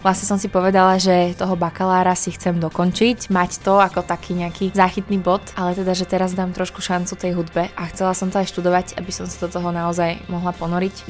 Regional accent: Slovakia; moved away as an adult; also born or lived in Brighton, England; som prišla naspäť na Slovensko

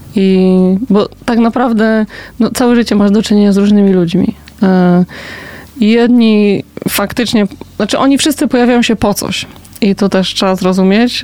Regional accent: Poznań, Greater Poland, Poland; Ja się wychowałam na Piątkowie

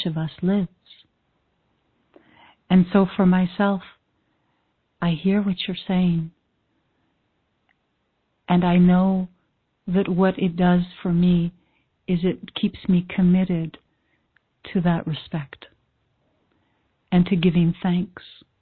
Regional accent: Canada; I'm Canadian

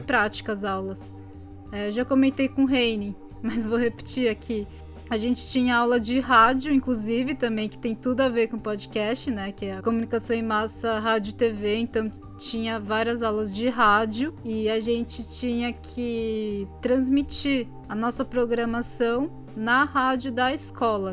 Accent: São Bernardo do Campo, São Paulo, Brazil; moved away; Eu sou de São Bernardo do Campo, eu falo porta, portão.

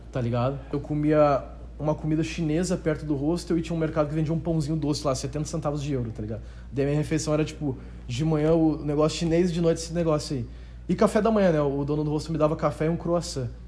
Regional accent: Novo Hamburgo, Rio Grande do Sul, Brazil; Eu sou de Novo Hamburgo, Rio Grande do Sul

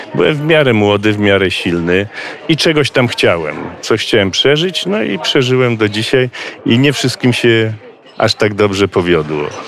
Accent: Wrocław, Lower Silesian Voivodeship, Poland; moved away as an adult; now in Bieszczady, Poland; ja się urodziłem, wychowałem we Wrocławiu.

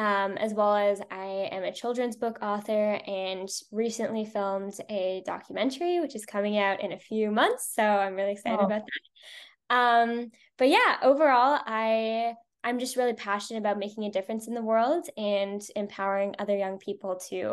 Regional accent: Toronto, Ontario, Canada; I use she, her pronouns, and I am from Toronto, Canada.

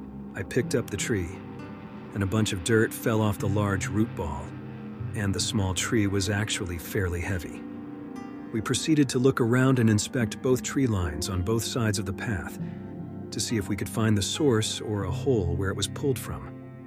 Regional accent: Washington, United States; We're from Washington State, it's part of our culture.

